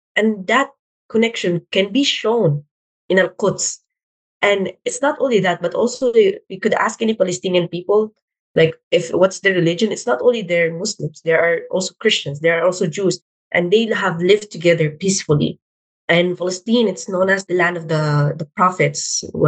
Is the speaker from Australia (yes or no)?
no; Philippines; I'm Filipino Arab